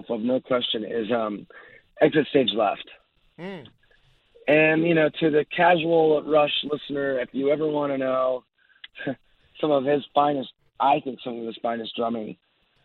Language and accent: English; Orange County, Southern California, United States; I grew up down in Orange County, Southern California